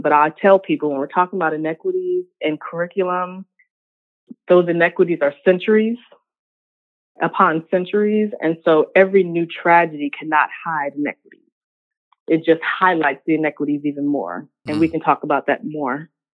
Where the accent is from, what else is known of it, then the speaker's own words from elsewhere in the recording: Richmond, Virginia, United States; also born or lived in North Carolina; I am born and raised in Richmond, Virginia, the second capital of the Confederacy.